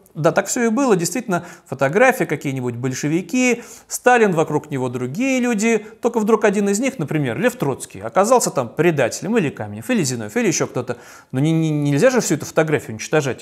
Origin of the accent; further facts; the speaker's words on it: Saint Petersburg, Russia; как петербуржец